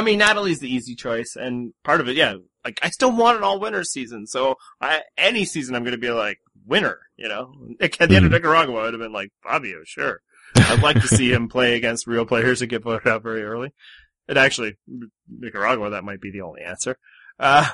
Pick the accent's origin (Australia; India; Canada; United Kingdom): Canada; I'm from Communist Canada